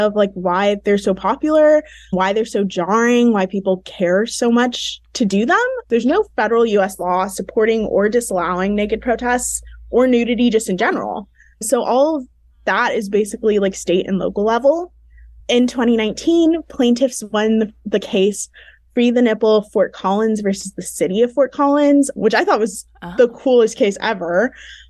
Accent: Nigeria; I'm originally Nigerian

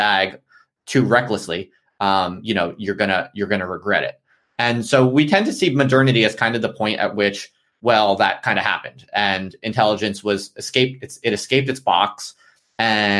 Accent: United States; moved away as an adult; now in United Kingdom; I'm an American

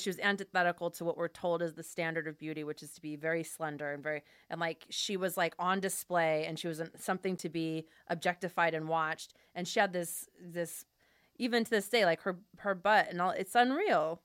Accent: Fresno, California, United States; I grew up in Fresno, which is very Armenian

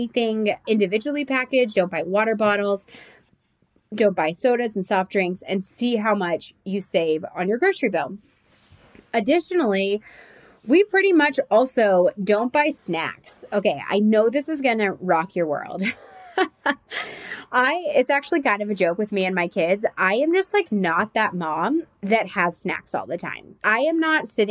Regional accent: Nashville and Atlanta, the South, United States; we're from Nashville and Atlanta

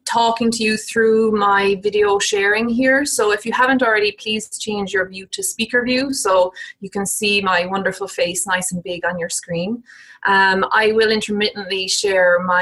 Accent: Ireland; moved away as an adult; also born or lived in United Kingdom; now in United States; So I'm Irish, I did my PhD and did my teaching assistant kind of teaching development work in Ireland.

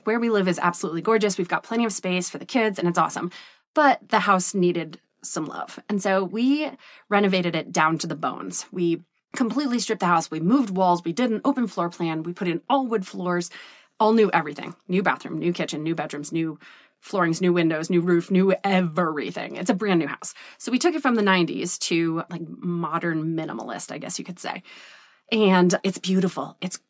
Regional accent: Vermont, United States; I grew up poor. I grew up in Vermont in the woods on 70 acres where we ran around and my mom worked a million jobs and single mom.

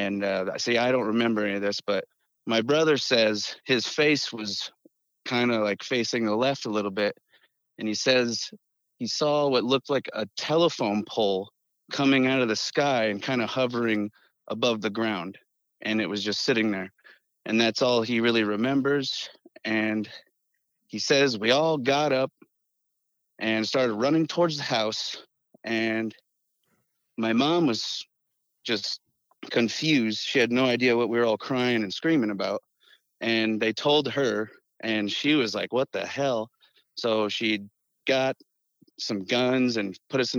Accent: Western Iowa, United States; I'm from Western Iowa, kind of over by the river.

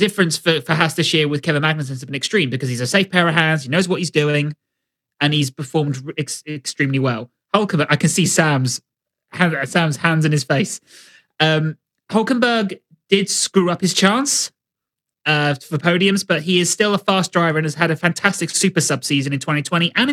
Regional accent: Winchester, South East England, United Kingdom; I was born in Winchester. I speak Queen's English.

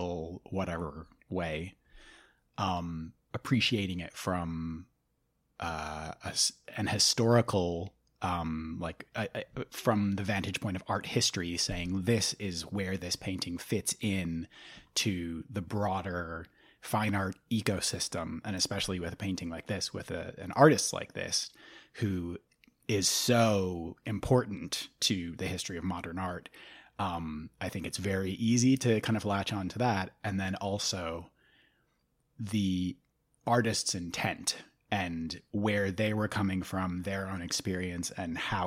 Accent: Midwest, United States; I'm from the Midwest.

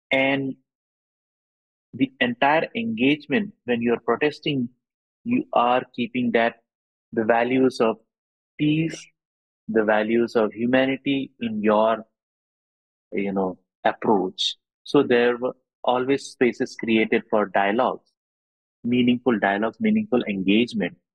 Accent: Bomdila, Arunachal Pradesh, India; born there; also born or lived in Assam / Bengal / Delhi / Mumbai; I was born in Arunachal in this beautiful place called Bomdila, which is near Tawang. And I studied in Arunachal for some time and also studied in Assam for some time later on Bengal and, and Delhi and Mumbai later on.

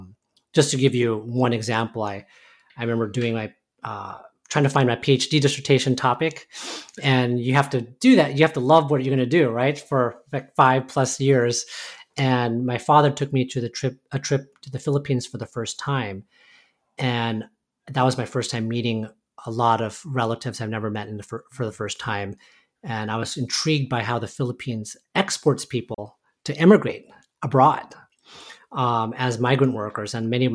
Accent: Oxnard, California, United States; So, I was born in Oxnard, California, and grew up in a kind of a mostly Hispanic and Asian community.

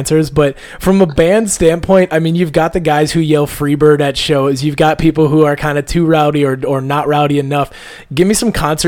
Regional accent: Wisconsin, United States; I'm from Wisconsin

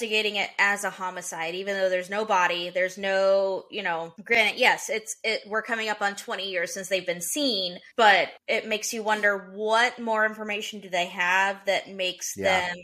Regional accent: Middle Tennessee, United States; I grew up in Middle Tennessee

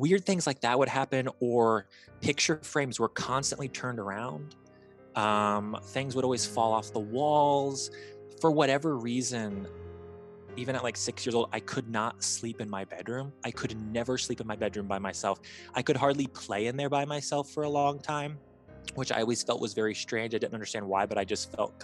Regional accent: Bloomington, Indiana, United States; when I was about 7, maybe like 6, my mom and I had moved from Northern Indiana to Bloomington, Indiana

